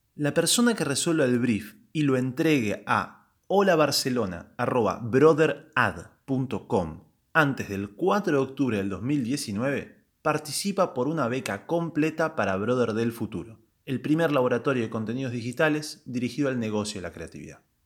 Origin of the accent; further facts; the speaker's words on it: Argentina; soy argentino